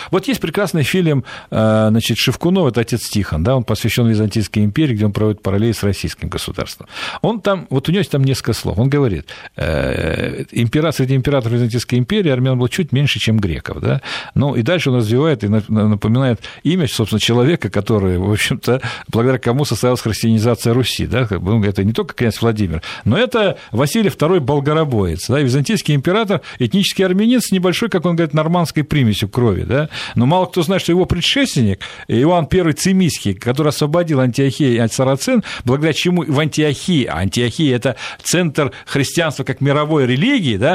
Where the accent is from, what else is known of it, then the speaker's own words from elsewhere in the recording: Central Asia, Fergana Valley, Uzbekistan; also born or lived in Transcaucasia; now in Russia; Я родился, вырос в Средней Азии, в Ферганской долине